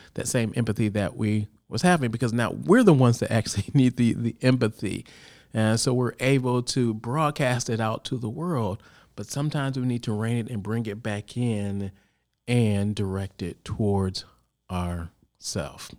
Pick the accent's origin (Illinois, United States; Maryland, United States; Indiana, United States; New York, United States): Illinois, United States; Chicago; now in California, United States; originally, I'm from Chicago